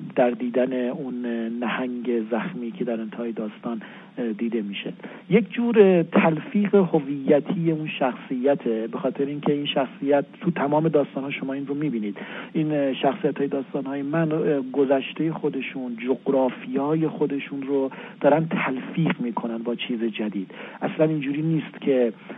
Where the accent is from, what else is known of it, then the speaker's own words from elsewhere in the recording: Kermanshah, Kermanshah Province, Iran; now in Tehran, Iran; من کرمانشاهی هستم و طبیعتا به عنوان جایی که در اونجا بزرگ شدم